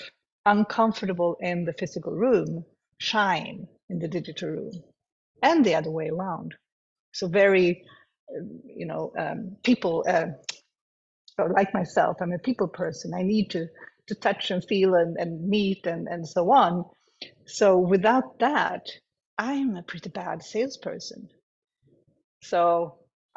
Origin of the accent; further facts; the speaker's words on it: Sweden; Malmö is not my home city, but Sweden is my home country. I live 2 hours from Malmö.